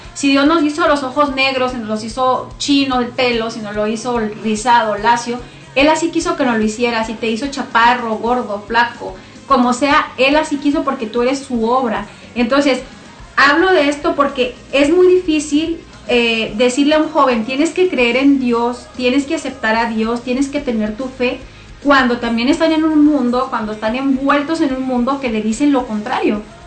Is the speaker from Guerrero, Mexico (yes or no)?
no; Namiquipa, Chihuahua, Mexico; moved away as an adult; now in Clovis, United States; yo soy originaria de Chihuahua, de un municipio que se llama Namiquipa, no sé si se me nota el acento